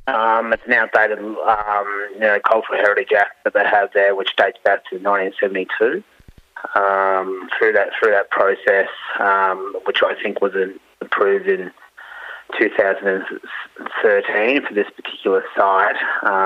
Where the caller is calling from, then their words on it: Ocean Grove, Victoria, Australia; It's down on Wollongong Country, Ocean Grove.